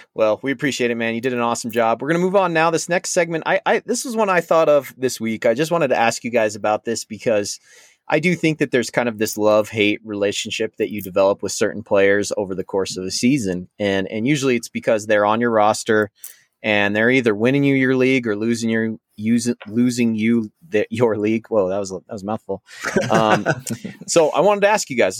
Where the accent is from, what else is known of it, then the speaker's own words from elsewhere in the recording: Colorado, United States; my whole family's from Minnesota originally, um, before I was born in Colorado